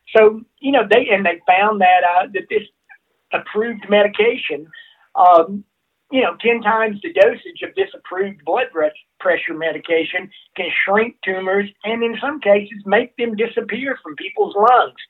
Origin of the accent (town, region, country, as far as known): Alabama, United States; born or raised there; moved away as an adult; also born or lived in Mississippi; now in Colorado, United States